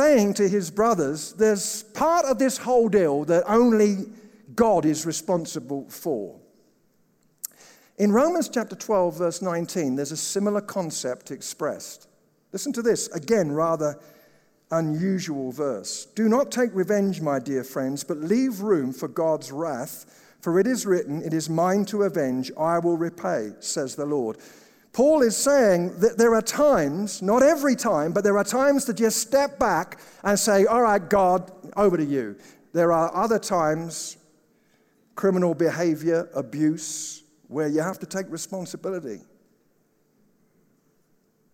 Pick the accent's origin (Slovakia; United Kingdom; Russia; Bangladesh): United Kingdom; England; now in United States; as an Englishman, as a Brit